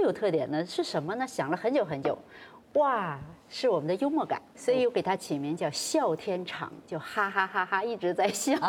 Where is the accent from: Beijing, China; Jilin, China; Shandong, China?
Jilin, China; 我生在吉林啊，东北人。